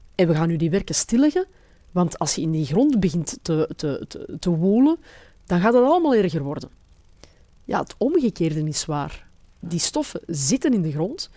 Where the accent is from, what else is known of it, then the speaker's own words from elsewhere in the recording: Antwerp, Flanders, Belgium; als Antwerpenaar